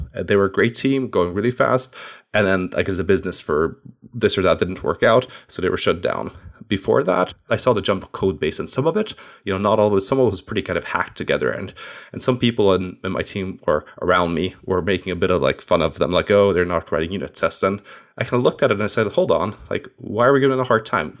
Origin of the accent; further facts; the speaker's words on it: Hungary; moved away as an adult; also born or lived in United States / London, United Kingdom; I'm originally actually from Hungary.